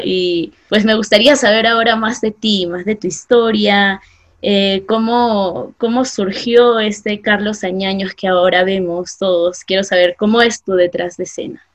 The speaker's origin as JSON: {"language": "Spanish", "region": "Ayacucho", "country": "Peru", "said": "ayacuchano como yo"}